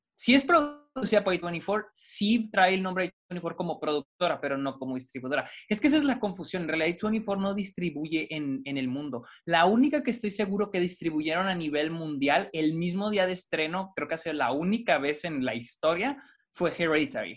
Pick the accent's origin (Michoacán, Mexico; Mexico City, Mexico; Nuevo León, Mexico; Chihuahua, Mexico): Chihuahua, Mexico; Delicias; en Delicias, de donde yo soy